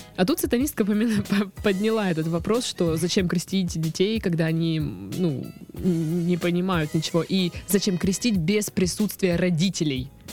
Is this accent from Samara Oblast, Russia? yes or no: no; Krasnodar, Krasnodar Krai, Russia; у нас э, в Краснодаре сейчас